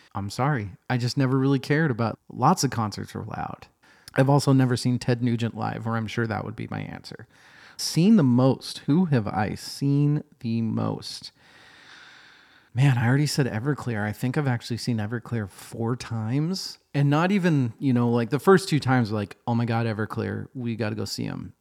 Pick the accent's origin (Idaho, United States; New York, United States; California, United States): Idaho, United States; Boise; also born or lived in Seattle, Washington; now in Portland, United States; I grew up in Boise, Idaho